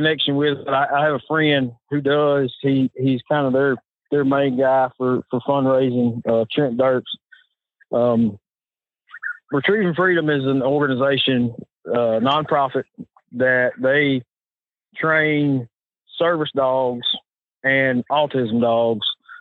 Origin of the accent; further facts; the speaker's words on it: Arkansas, United States; I'm Arkansas